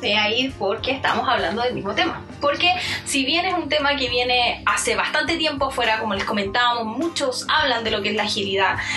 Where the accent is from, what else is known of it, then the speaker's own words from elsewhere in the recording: Chile; nosotros somos chilenos